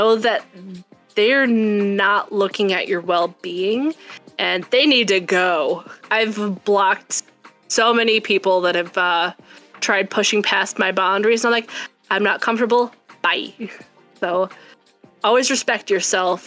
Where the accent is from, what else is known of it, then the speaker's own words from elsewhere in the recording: Wisconsin, United States; now in Minnesota, United States; I was born in Wisconsin